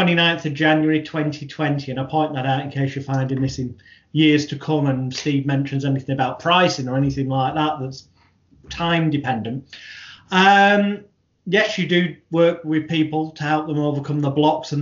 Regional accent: United Kingdom; the British bad boy of hypnosis

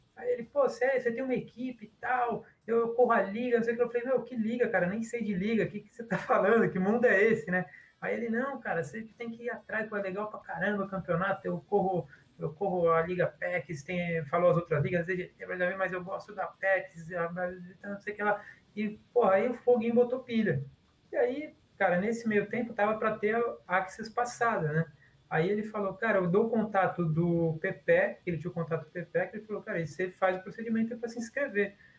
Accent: Guarulhos, São Paulo, Brazil; moved away as an adult; now in Rio de Janeiro, Brazil; Eu sou paulista, eu moro no Rio, mas sou paulista, de Guarulhos. E como todo bom guarulhense

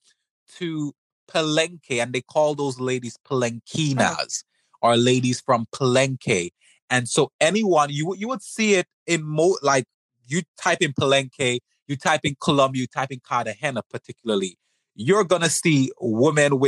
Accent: St. Vincent & Grenadines; I'm from the Caribbean. I'm from St. Vincent

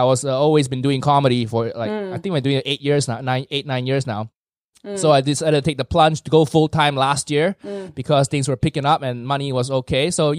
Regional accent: Malaysia; moved away as an adult; also born or lived in United States; now in London, United Kingdom; I was born and raised in Malaysia, so culturally, not all over the place. Very, very defined, and I'm very proud of my Malaysian heritage.

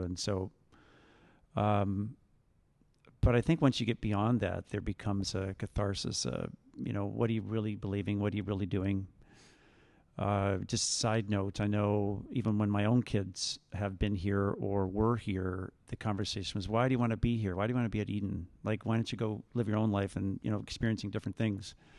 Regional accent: Vineland, Ontario, Canada; also born or lived in Jordan Station, Ontario; I live in Jordan Station, and I grew up in Vineland.

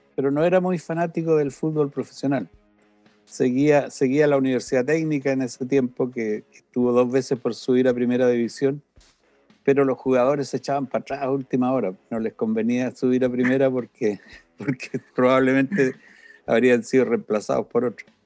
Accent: Santiago, Santiago Metropolitan Region, Chile; moved away as an adult; also born or lived in Temuco, Chile / Italy; nací, en Temuco, muy niño nos trasladamos a Santiago

